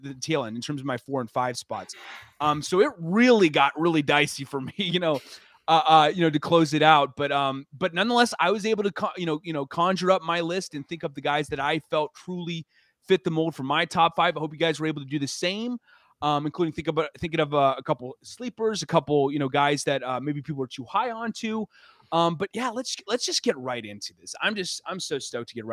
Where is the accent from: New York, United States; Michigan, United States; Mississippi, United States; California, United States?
Mississippi, United States; I'm from Mississippi.